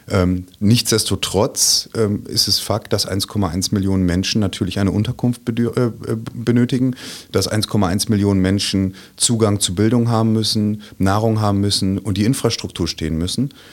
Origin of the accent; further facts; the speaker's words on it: Münster, North Rhine-Westphalia, Germany; Ich komme aus Münster im wunderschönen Münsterland und habe da mit meiner wunderbaren Familie ein kleines Einfamilienhäuschen.